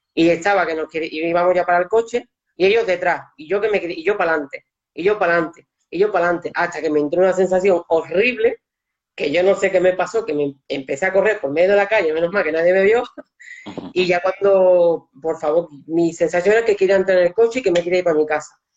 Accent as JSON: {"language": "Spanish", "town": "Seville", "region": "Andalusia", "country": "Spain", "said": "yo también soy de Sevilla"}